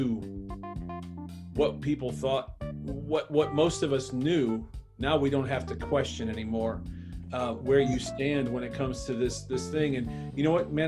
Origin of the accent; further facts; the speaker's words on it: Bedford, Ohio, United States; I grew up in Bedford too